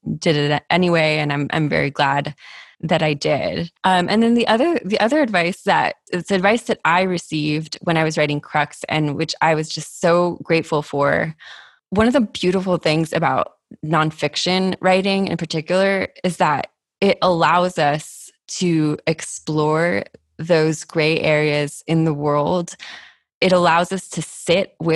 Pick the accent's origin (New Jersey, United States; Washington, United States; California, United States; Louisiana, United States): California, United States; San Diego; San Diego, which is my hometown